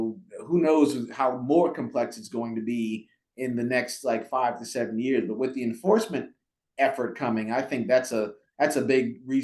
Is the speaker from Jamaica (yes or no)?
yes; Jamaica; Well, so I was born in Jamaica, okay? And raised, my mom, you know, raised myself and my sister on her own, a single parent.